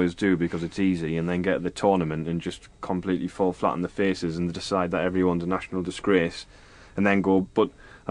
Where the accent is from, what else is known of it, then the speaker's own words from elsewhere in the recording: England, United Kingdom; I'm English